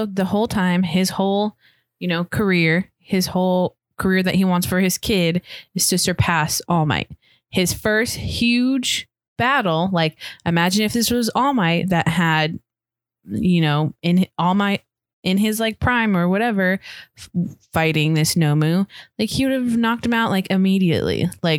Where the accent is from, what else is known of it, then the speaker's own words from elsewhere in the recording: California, United States; Know that I'm from California. I think we make it very obvious.